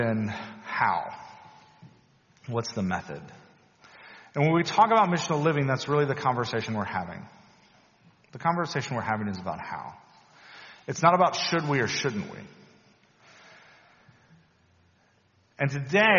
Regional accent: Louisiana, United States; When I was a teenager growing up in Louisiana, in a beautifully Southern Baptist, very conservative church

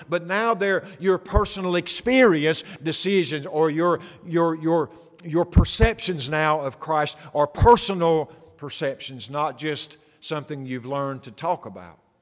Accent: the Bible Belt, United States; I grew up in the Bible Belt

